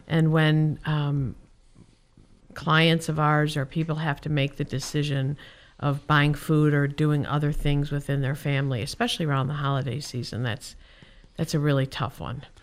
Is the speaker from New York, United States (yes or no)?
no; Chicago, Illinois, United States; now in Whitefish, United States; I'm from Chicago